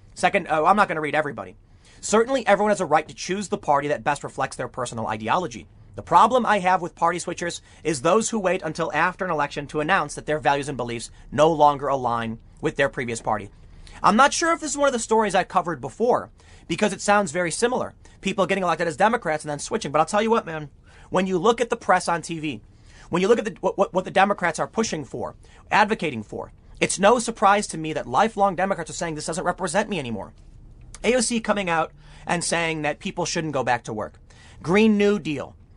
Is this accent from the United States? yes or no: yes; Chicago, Illinois, United States; moved away; also born or lived in New York City, New York; I grew up in Chicago